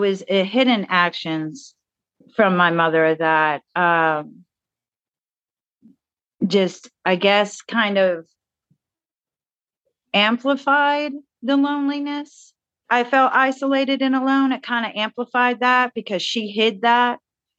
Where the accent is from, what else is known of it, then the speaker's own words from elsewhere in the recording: Newport News, Virginia, United States; born there; I was born in Newport News, Virginia, to a father that was a nuclear physicist and my mother was a nurse.